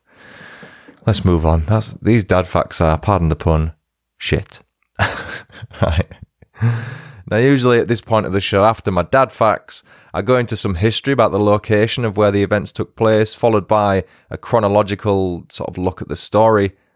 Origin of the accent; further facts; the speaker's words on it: York, Yorkshire and the Humber, United Kingdom; we're both from the north. She's northeast and I'm from York